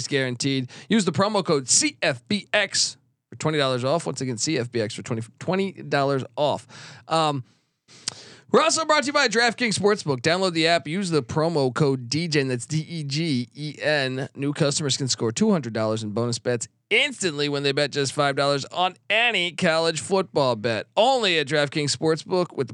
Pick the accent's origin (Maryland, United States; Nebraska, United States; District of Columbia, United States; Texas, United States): District of Columbia, United States; Washington; I grew up in Washington, D.C.